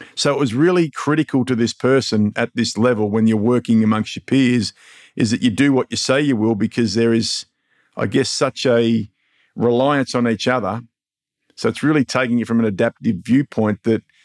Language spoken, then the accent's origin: English; Mildura, Victoria, Australia; my hometown, Mildura